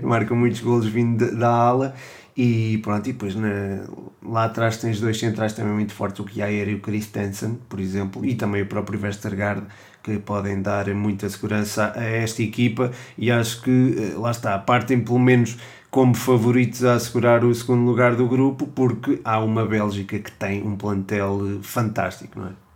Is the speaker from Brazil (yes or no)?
no; Portugal; Também como português